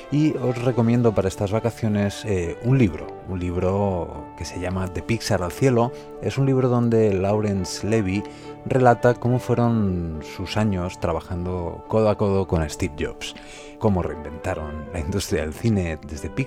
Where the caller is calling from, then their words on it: Madrid, Community of Madrid, Spain; de Final Pro.es y hablo desde Madrid.